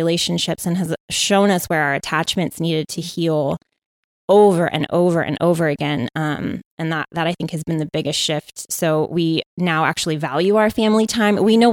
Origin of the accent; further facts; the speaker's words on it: San Diego, California, United States; I was born and raised in San Diego.